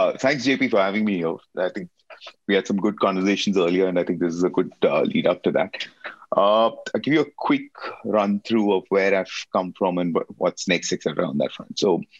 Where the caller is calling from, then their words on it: Mumbai, Maharashtra, India; I'm signing in from Bombay in India.